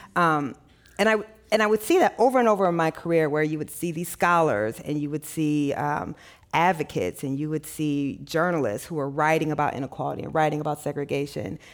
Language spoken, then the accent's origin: English; Midwest, United States; I didn't grow up in the South, I grew up in the Midwest